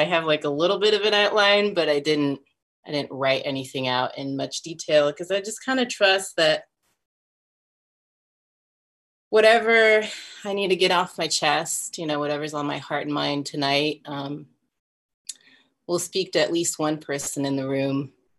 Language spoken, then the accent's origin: English; France; moved away; also born or lived in Texas; I grew up in different places. I grew up in France, in two different parts of France. And then with my family, we moved to Texas. So I lived there for a really long time.